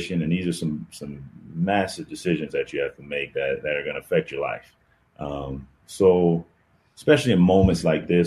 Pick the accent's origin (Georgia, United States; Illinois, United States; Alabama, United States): Georgia, United States; Atlanta; moved away as an adult; also born or lived in Northern California / Pacific Northwest / Midwest; Atlanta's home